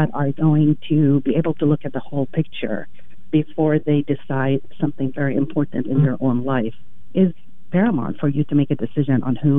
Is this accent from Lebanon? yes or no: yes; Lebanon; English is a second language; moved away as an adult; also born or lived in Iraq; now in United States; I immigrated to the U.S. when I was 18 by myself and fell in love with the legal system here. I grew up in Lebanon. I grew up in Iraq and a couple other countries in the Middle East.